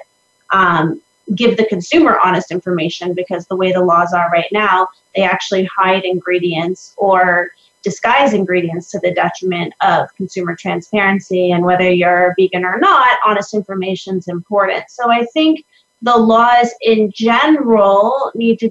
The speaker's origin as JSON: {"language": "English", "region": "Florida", "country": "United States", "said": "I'm from Florida"}